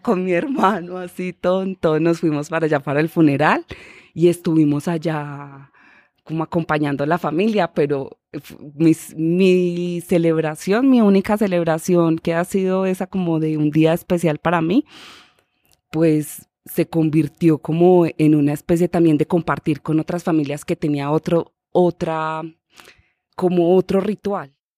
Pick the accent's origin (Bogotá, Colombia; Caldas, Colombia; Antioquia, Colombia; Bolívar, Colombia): Antioquia, Colombia; Medellín; yo nací en la ciudad de Medellín y crecí en San Javier, Vereda La Loma, Comuna 13 de Medellín.